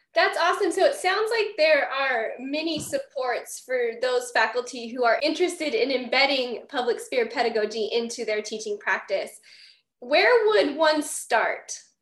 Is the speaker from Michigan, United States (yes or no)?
no; Las Vegas, Nevada, United States; now in Chico, United States; Dr. Magnus and I, one of our guests today, were both born and raised in Las Vegas